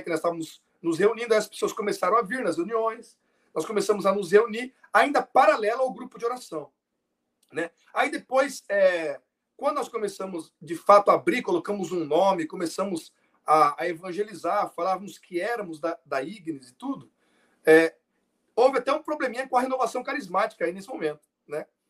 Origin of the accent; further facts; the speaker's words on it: Votuporanga, São Paulo, Brazil; eu sou de Votuporanga, São Paulo